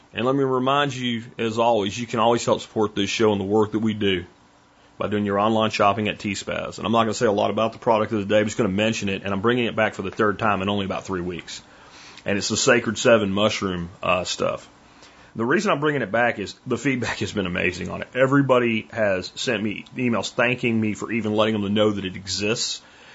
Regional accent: California, United States; I'm from California. How the hell do I know how to talk to somebody in rural Texas?

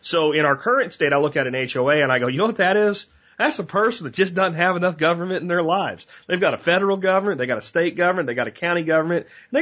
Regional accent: United States

